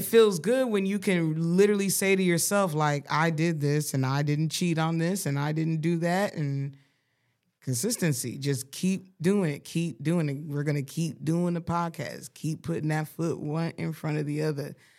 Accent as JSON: {"language": "English", "town": "Colorado Springs", "region": "Colorado", "country": "United States", "tie": "born or raised there", "said": "I grew up in Colorado."}